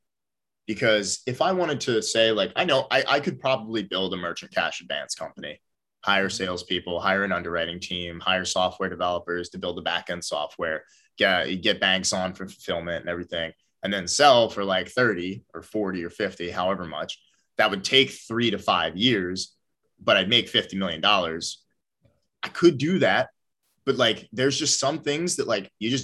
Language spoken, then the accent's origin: English; Philadelphia, Pennsylvania, United States; I'm from Philly